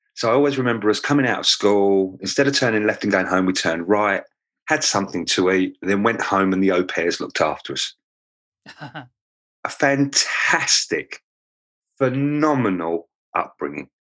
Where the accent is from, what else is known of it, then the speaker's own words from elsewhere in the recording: London, United Kingdom; accent: Cockney; moved away; I was born in Lambeth, um, which is south of the river in London, um, and that makes me a Cockney.